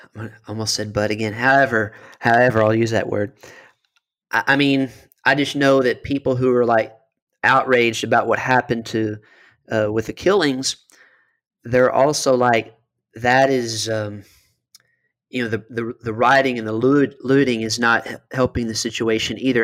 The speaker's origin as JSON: {"language": "English", "region": "Western Kentucky", "country": "United States", "tie": "born or raised there", "also_born_or_lived": "Miami", "moved": "as an adult", "said": "I'm originally from Western Kentucky, went down to Miami for law school and lived there for several years as a lawyer"}